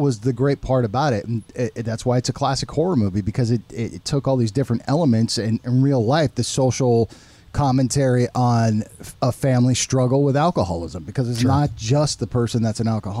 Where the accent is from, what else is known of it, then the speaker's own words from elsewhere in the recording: West Coast, United States; I'm from the West Coast. Yeah. I'm from the ocean